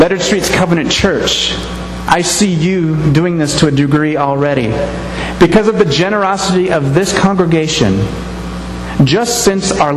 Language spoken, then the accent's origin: English; United States; I'm an American.